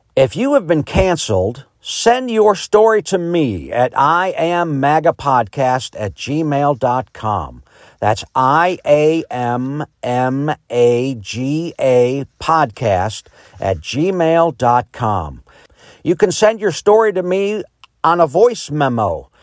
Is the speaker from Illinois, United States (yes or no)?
yes; Chicago, Illinois, United States; also born or lived in Ohio; now in Greenwood, United States; I was born in Chicago in nineteen sixty into a very liberal Democrat family.